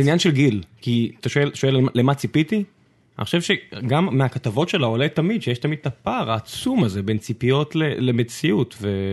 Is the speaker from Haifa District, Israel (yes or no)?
no; Beersheba, Southern District, Israel; moved away; אני אז גדלתי בבאר שבע